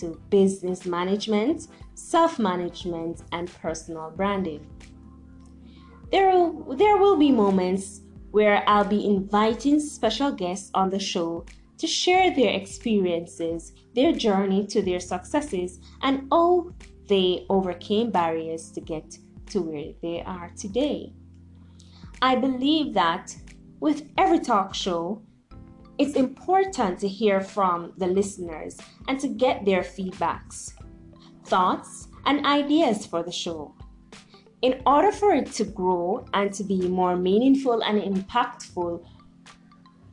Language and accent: English; Jamaica; I am a Jamaican-born motivational speaker